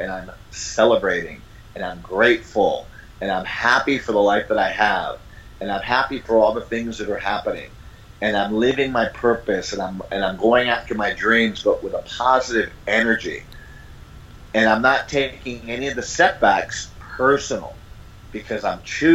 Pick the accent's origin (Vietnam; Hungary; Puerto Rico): Puerto Rico; San Juan; moved away as an adult; also born or lived in New York City / Boston, Massachusetts; My family moved to Puerto Rico when I was a year old, so I grew up in San Juan, Puerto Rico. I'm originally from New York City